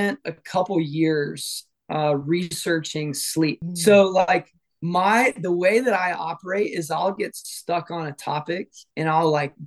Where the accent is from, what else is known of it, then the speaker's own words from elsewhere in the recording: Atlanta, Georgia, United States; I grew up in Atlanta. Like, my whole, basically till I was like 18